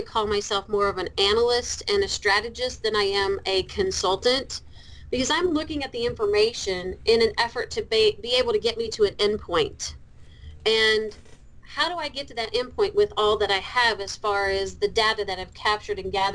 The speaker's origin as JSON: {"language": "English", "region": "Kentucky", "country": "United States", "accent": "Kentucky", "said": "got a background in business in the University of Louisville in Kentucky. You'll hear my accent come out every once in a while."}